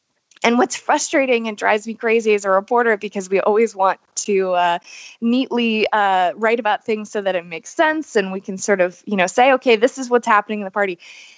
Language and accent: English; North Carolina, United States; moved away; I'm going to be going to my home state of North Carolina, right outside of Charlotte.